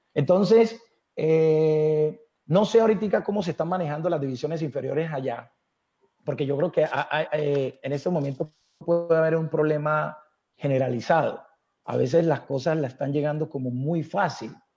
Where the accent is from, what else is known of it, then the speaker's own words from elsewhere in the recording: Buenaventura, Valle del Cauca, Colombia; moved away; also born or lived in Bogotá; yo nací en Buenaventura, que la amo, pero Bogotá, eh, yo le debo mucho, parte de la educación